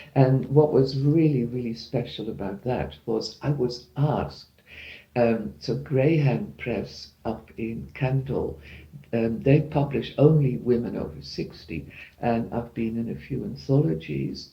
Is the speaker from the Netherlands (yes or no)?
yes; Netherlands; moved away; I'm from the Netherlands